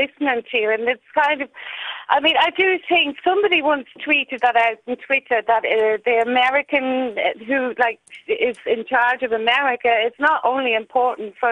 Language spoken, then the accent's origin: English; Dublin, Leinster, Ireland; accent: Dublin; now in Austria; I'm from Dublin